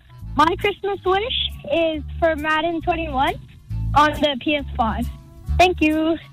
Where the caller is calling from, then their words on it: Surrey, British Columbia, Canada; I'm calling from Surrey, BC